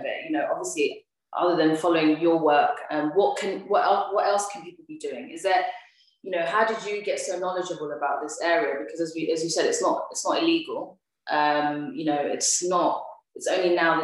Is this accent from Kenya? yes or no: yes; Kenya; I'm from Kenya